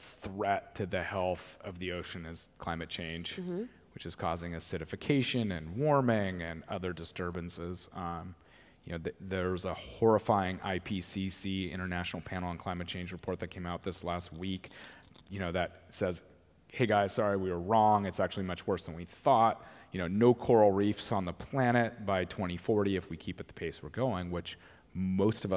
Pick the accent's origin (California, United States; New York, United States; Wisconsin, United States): California, United States; Laguna Beach; Laguna Beach, my hometown